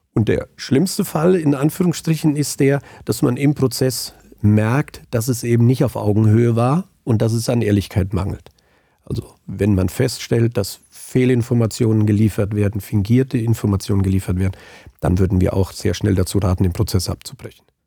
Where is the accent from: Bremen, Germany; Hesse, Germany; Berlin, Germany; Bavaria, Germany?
Hesse, Germany; Angelburg; also born or lived in Frankfurt; now in Biedenkopf, Germany; bin waschechter Hinterländer, aufgewachsen in Angelburg, jetzt aber schon lange in Biedenkopf